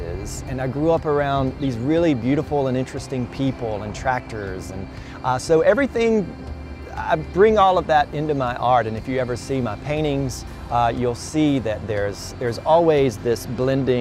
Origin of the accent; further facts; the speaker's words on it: Speed, North Carolina, United States; I was born and raised in Eastern North Carolina, went to a small Episcopal church in Speed, North Carolina